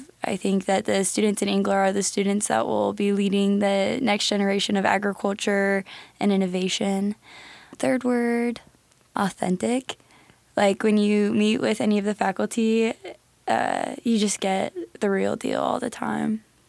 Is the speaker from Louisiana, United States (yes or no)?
no; DeWitt, Nebraska, United States; I'm from DeWitt, Nebraska. I grew up on a small pig farm